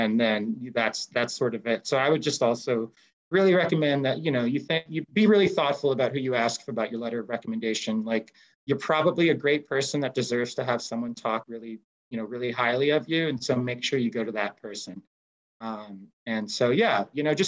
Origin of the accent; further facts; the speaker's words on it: United States; my home country